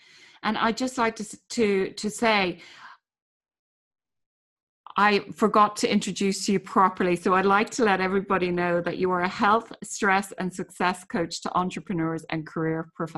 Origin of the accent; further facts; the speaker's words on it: Ireland; living in Ireland and coming from Ireland